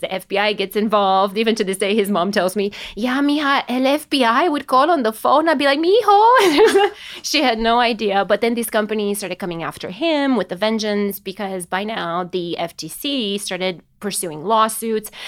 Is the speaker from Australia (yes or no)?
no; Romania; now in United States; I was born and raised in Romania